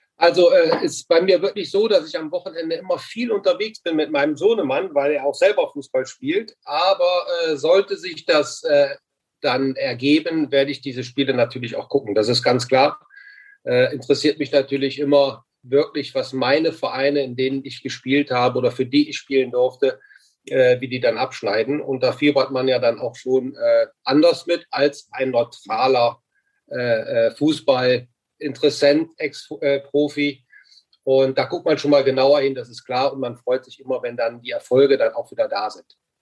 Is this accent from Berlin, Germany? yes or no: no; Mönchengladbach, North Rhine-Westphalia, Germany; moved away as an adult; also born or lived in China / Fürth; in meiner Heimatstadt Mönchengladbach, äh, wieder zu Hause angekommen